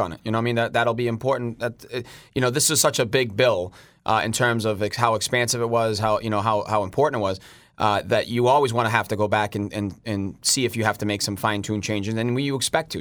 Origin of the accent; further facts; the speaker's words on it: Boston, Massachusetts, United States; I was born and raised in the North End